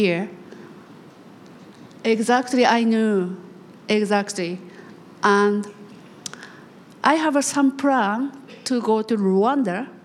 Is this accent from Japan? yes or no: yes; Japan; I'm from Japan